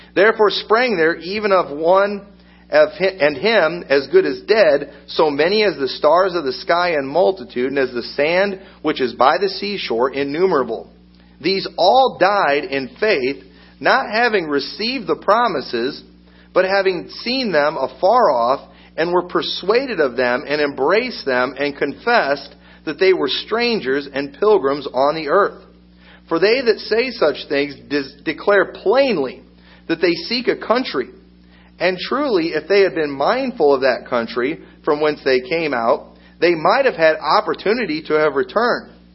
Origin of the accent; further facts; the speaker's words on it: United States; I'm an American